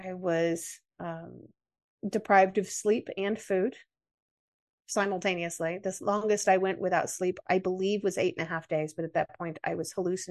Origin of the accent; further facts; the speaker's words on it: United States; accent: American; my American accent